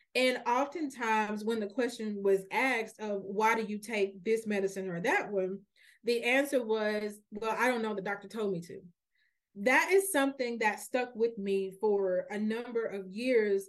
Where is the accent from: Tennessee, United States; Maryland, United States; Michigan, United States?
Tennessee, United States; Memphis; now in Nashville, United States; I'm actually a, a native Memphian. I, I'm, I was born and raised in Memphis my entire life